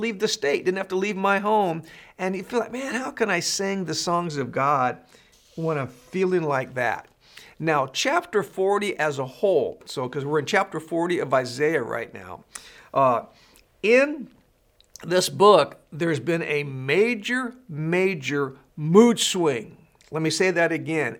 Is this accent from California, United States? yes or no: yes; California, United States; I was born and raised in California